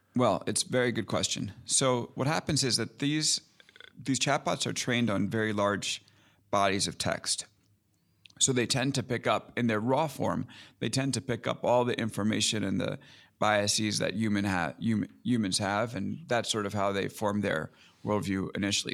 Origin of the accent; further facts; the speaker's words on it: Long Island, New York, United States; also born or lived in Brooklyn; I grew up in Long Island, so I'm New York guy through and through